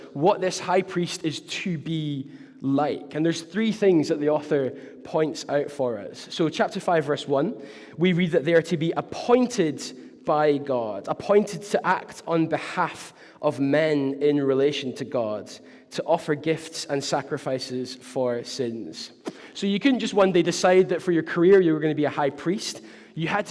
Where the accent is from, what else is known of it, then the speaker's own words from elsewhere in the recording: Glasgow, Scotland, United Kingdom; I was from Glasgow